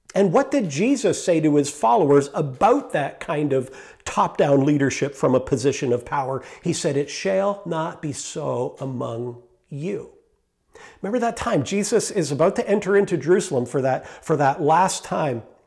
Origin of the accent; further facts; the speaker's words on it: Canada; I am a Canadian citizen